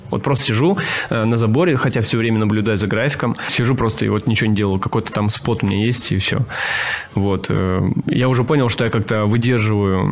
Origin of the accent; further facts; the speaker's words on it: Russian Far East, Russia; moved away as an adult; also born or lived in South Korea; Я сам с Дальнего Востока